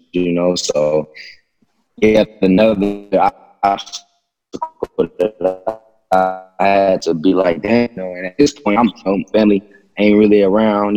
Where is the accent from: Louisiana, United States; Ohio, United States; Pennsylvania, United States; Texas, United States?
Texas, United States; Abilene; I was born in Abilene, Texas